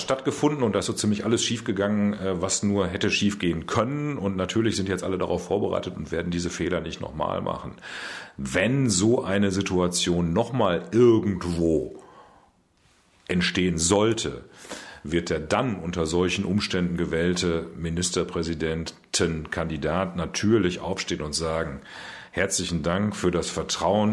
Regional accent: Münster, North Rhine-Westphalia, Germany; das Presseamt meiner Heimatstadt leiten in Münster

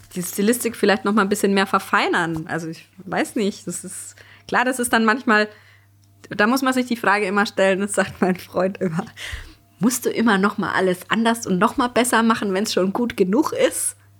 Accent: Germany; bei uns in Deutschland

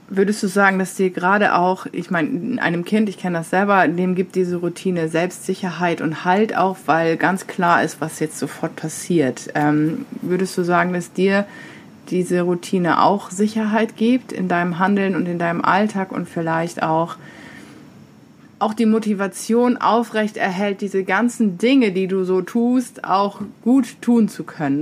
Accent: Diocese of Osnabrück, Lower Saxony, Germany; moved away; ich komme zwar aus dem Bistum Osnabrück

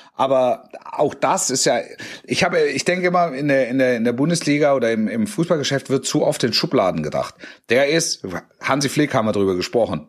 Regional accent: near Stuttgart, Baden-Württemberg, Germany; Also ich bin in der Nähe von Stuttgart aufgewachsen

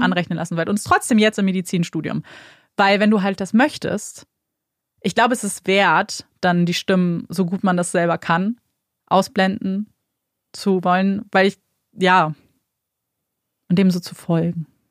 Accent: Germany; wir kommen aus Deutschland

